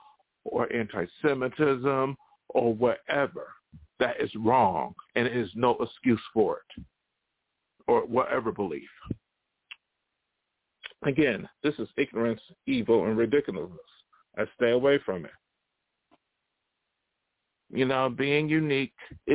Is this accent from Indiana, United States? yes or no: no; Buffalo, New York, United States; moved away; I ain't going back to Buffalo. One reason why I left Buffalo